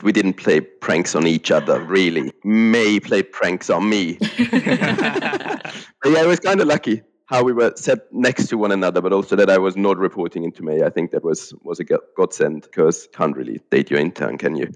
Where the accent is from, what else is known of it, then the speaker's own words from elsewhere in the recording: Austria; moved away as an adult; also born or lived in Germany; now in United Kingdom; I have grown up in Austria and spent the first 25 years of my life there